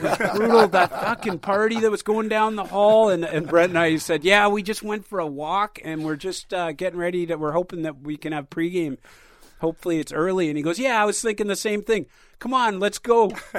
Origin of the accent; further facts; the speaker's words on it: Victoria, British Columbia, Canada; Victoria. Yeah, so it's my